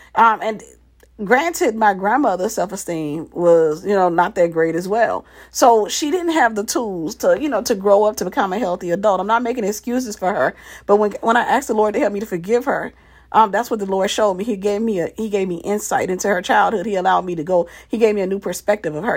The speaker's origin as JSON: {"language": "English", "region": "Mississippi", "country": "United States", "tie": "born or raised there", "said": "we were growing up in Mississippi in this little city"}